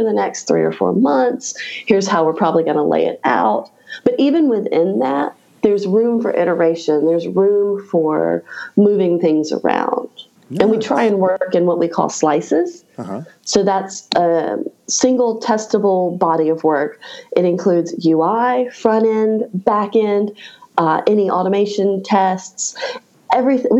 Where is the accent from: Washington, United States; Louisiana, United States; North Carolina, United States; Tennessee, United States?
North Carolina, United States; Raleigh; my hometown of Raleigh, North Carolina